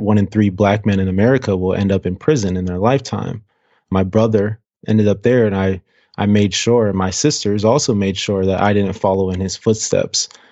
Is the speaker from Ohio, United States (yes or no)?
yes; Cleveland, Ohio, United States; now in Seattle, United States; We grew up on the west side of Cleveland, um, West sixty-ninth and Detroit